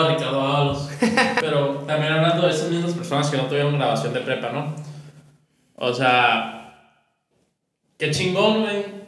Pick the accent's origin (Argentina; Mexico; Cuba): Mexico; northern Mexico; somos tres norteños